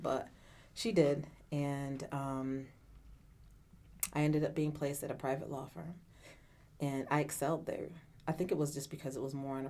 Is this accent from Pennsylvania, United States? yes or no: no; Syracuse, New York, United States; I was born and raised here in Syracuse, New York